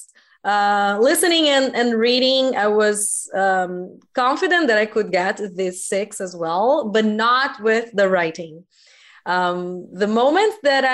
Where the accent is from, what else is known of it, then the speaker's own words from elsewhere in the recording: Brazil; English is a second language; I am from Brazil and I am an English teacher